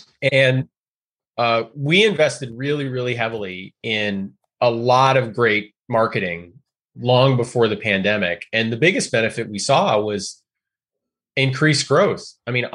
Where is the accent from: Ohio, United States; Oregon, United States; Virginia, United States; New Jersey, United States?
Oregon, United States; I'm from Oregon